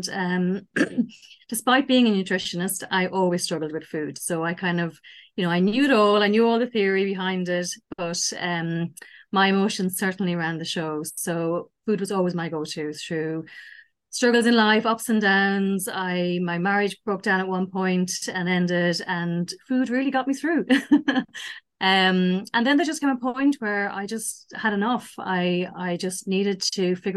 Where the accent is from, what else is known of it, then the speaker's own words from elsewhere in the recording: Ireland; also born or lived in Sligo, Ireland; I'm Irish and I live in Ireland on the West Coast in a place called Sligo